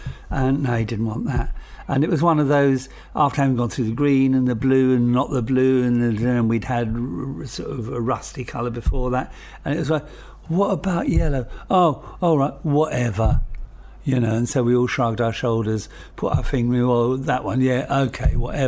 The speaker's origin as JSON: {"language": "English", "region": "London", "country": "United Kingdom", "tie": "born or raised there", "also_born_or_lived": "Welwyn, Hertfordshire", "said": "I grew up in Camden Town."}